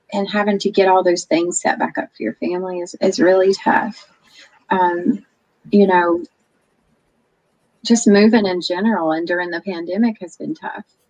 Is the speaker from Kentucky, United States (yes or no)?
no; North Carolina, United States; moved away as an adult; now in Oklahoma, United States; my home state of NC